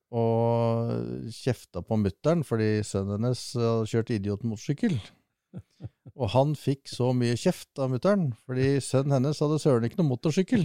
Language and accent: Norwegian; Sørumsand, Akershus, Norway; Født og oppvokst på Sørumsand, eh, eller egentlig Sørum. Men så flytta jeg over til Sørumsand, det er bare en kilometer unna.